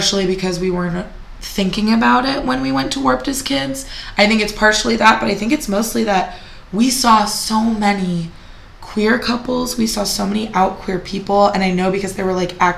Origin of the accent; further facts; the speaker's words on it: San Jose, California, United States; I grew up in San Jose.